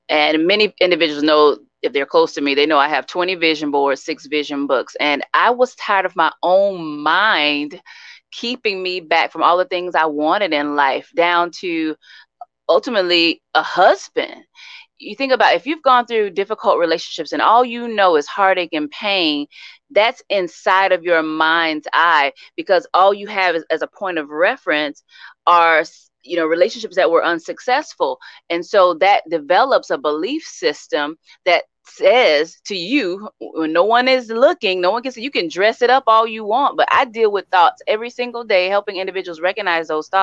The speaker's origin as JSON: {"language": "English", "town": "Sarasota", "region": "Florida", "country": "United States", "moved": "as an adult", "lives_now": "Tallahassee, United States", "said": "I'm from Sarasota, Florida."}